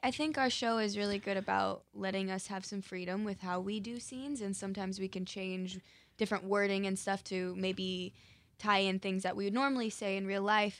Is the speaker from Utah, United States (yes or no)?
yes; Park City, Utah, United States; now in Los Angeles, United States; I'm originally from Park City, Utah, and my family actually all still lives there